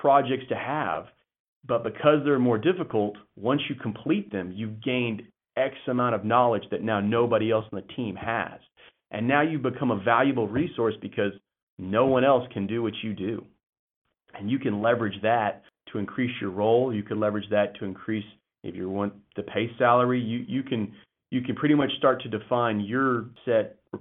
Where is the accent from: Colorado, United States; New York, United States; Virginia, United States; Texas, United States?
Texas, United States; I'm a Texan boy